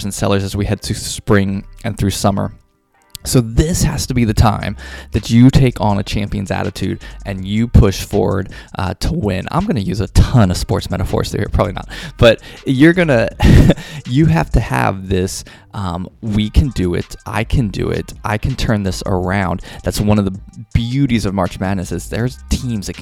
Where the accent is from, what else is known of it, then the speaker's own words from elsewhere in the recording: Kentucky, United States; I grew up in the Midwest in Kentucky, big UK fan